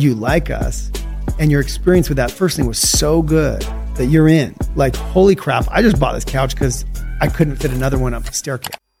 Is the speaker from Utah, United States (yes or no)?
yes; Salt Lake City, Utah, United States; also born or lived in St. George, Utah / California / Mexico / China; I was born and raised in Salt Lake City, Utah